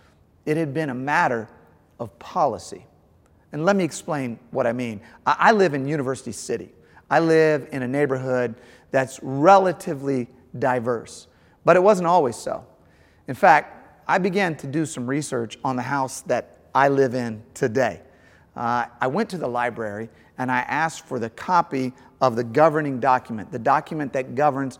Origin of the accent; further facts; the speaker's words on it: St. Louis, Missouri, United States; I grew up in St. Louis